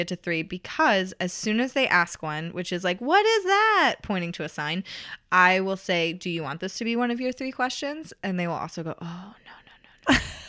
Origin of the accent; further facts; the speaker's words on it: Tennessee, United States; A lot of times it's snow, and I'm from Tennessee, and I'm getting a lot better at it, but I'm not used to driving in snow.